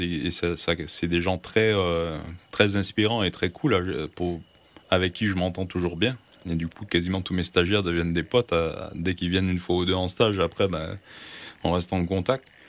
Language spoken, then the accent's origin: French; Gaspésie, Quebec, Canada; also born or lived in Brussels, Belgium; now in France; j'ai grandi en Gaspésie